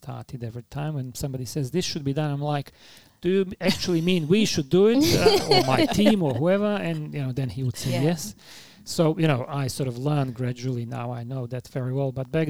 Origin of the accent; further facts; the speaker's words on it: Sarajevo, Bosnia & Herzegovina; English is a second language; moved away as an adult; now in Australia; I was a young kid when the Winter Olympics took place in Sarajevo, in my hometown, in 1984. And I already back then spoke English